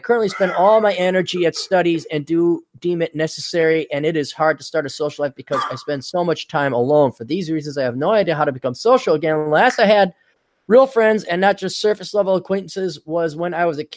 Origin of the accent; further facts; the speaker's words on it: Wisconsin, United States; growing up in Wisconsin